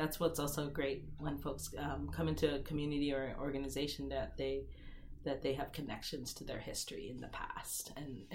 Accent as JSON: {"language": "English", "town": "Seattle", "region": "Washington", "country": "United States", "tie": "born or raised there", "said": "I grew up in Seattle"}